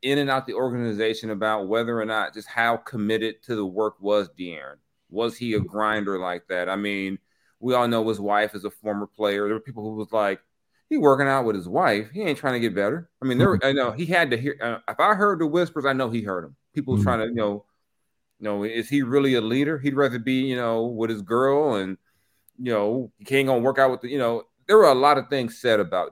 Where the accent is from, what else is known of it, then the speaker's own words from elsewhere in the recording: Texas, United States; I was from Texas